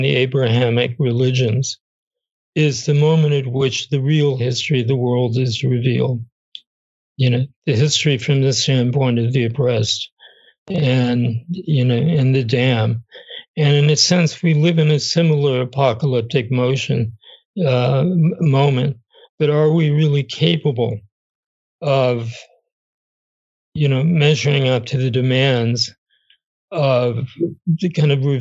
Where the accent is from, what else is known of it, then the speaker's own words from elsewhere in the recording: United States; I'm American.